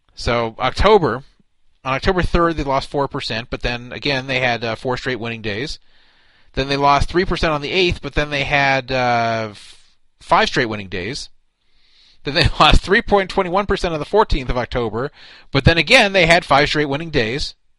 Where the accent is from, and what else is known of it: United States; also born or lived in Los Angeles